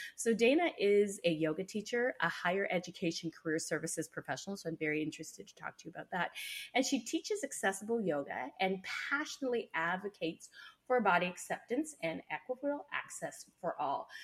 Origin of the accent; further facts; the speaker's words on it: Canada; I'm a Canadian